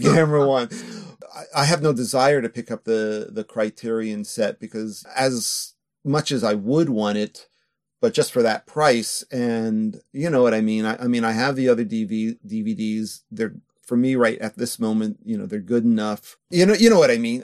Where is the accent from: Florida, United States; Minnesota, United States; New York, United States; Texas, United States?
New York, United States; moved away as an adult; also born or lived in California / Osaka, Japan; now in Japan; I'm born in California, but I grew up in New York since I was two or three